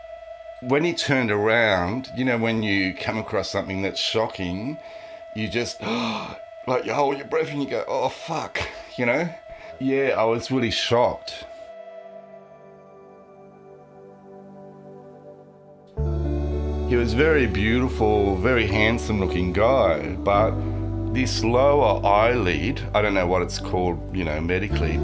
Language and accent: English; Cronulla, New South Wales, Australia; I'm from Cronulla. So they're like suburbs in the Sutherland Shire